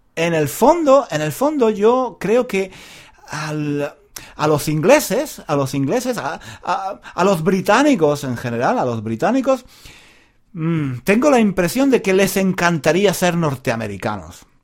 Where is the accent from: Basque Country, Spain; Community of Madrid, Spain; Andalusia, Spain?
Andalusia, Spain; Granada; Yo soy de Granada, una ciudad muy bonita, la ciudad más bonita de España